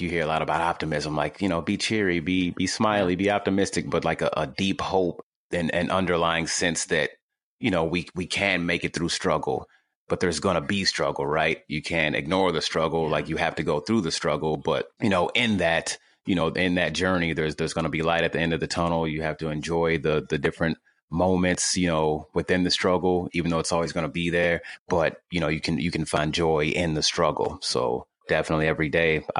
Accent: Louisville, Kentucky, United States; I'm from Louisville, Kentucky

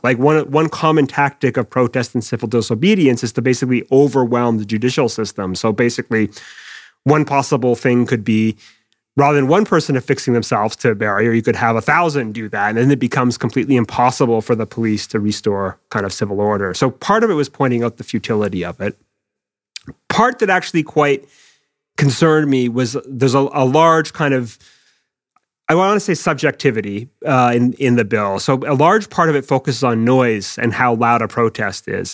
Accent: Quebec, Canada; moved away as an adult; now in United Kingdom; in where I was, Quebec

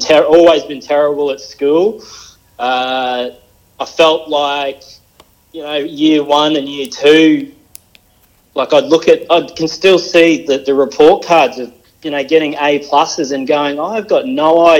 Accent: Mackay, Queensland, Australia; I was born in Mackay in Queensland

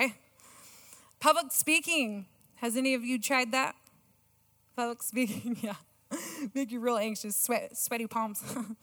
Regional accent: California, United States; moved away; I am a Californian

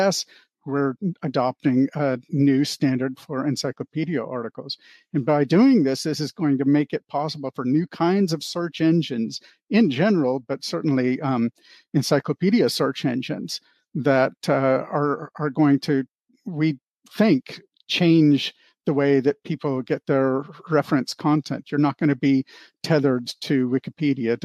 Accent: Anchorage, Alaska, United States; moved away as an adult; also born or lived in Bellevue, Washington; now in Ohio, United States; we went to Anchorage, Alaska, and I grew up there from the age of 7 to 18

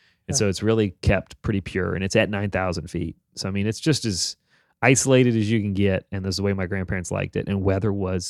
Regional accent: Richmond, United States; I grew up here in Richmond, but I lived in every summer in Colorado, right on the Wyoming Colorado border with my grandparents.

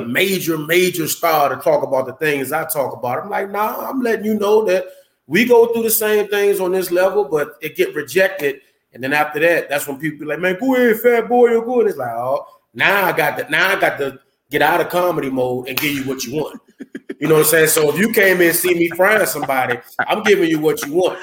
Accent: Landover, Maryland, United States; I'm from Landover, Maryland

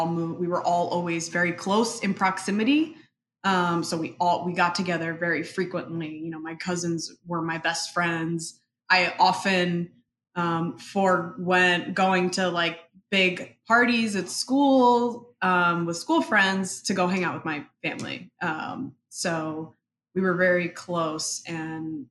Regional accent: Paterson, New Jersey, United States; first language Spanish; English is a second language; also born or lived in Dominican Republic; my parents moved to Paterson, New Jersey

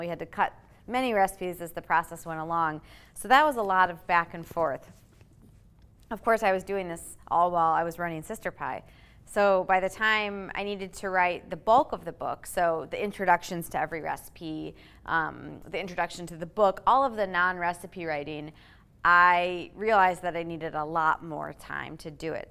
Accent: Michigan, United States; moved away; Michigan, actually, where I was from

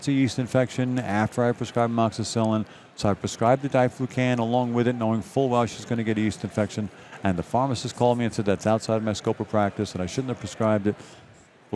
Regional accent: New York City, New York, United States; moved away; I'm a boy from Brooklyn

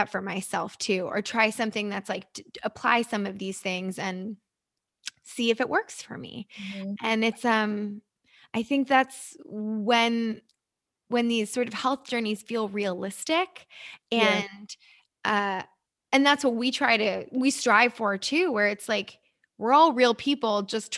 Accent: New Jersey, United States; also born or lived in New York City; now in Los Angeles, United States; I'm originally from New York and grew up in New Jersey, New York City.

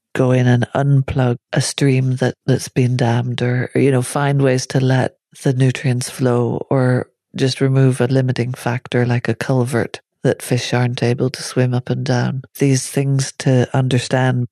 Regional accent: Northern Ireland, United Kingdom; growing up in Northern Ireland

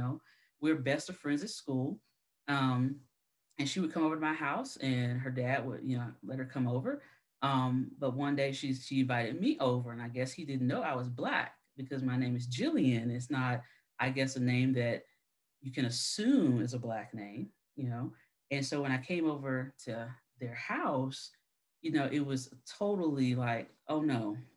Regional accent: South Carolina, United States; I'm from South Carolina, so I am in the South

